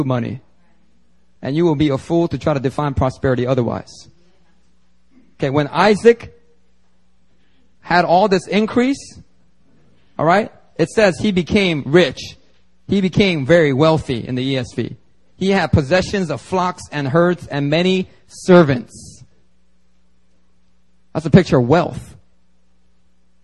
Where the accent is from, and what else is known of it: Philadelphia, Pennsylvania, United States; born or raised there; accent: Ebonics accent; now in Seoul, South Korea